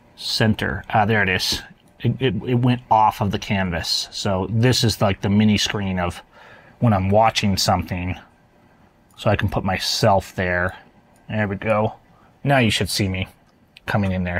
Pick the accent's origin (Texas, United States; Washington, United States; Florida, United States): Washington, United States; I'm from Washington. We're like the wildfire state